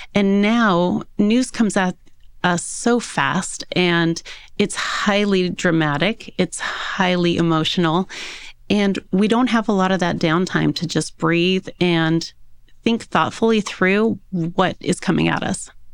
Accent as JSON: {"language": "English", "town": "Yorba Linda", "region": "California", "country": "United States", "tie": "born or raised there", "also_born_or_lived": "Newport Beach / Park City", "said": "So I was born and raised in Southern California, in a little city called Yorbalinda"}